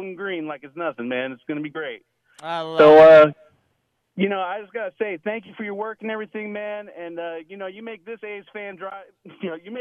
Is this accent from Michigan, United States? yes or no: no; Oakland, California, United States; also born or lived in Alameda / Newark / Union City / San Leandro; now in Ukiah, United States; I was born in Oakland, lived all around the East Bay, Alameda, Newark, Union City, San Leandro